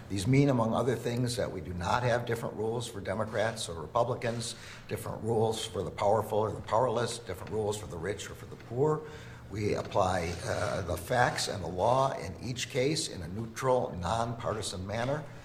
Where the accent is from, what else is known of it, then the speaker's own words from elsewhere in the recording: Florida, United States; I'm from Florida